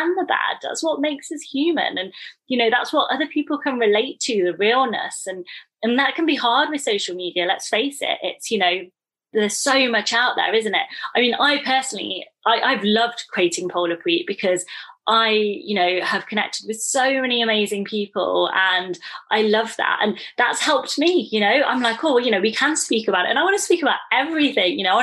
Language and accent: English; United Kingdom; I'm called British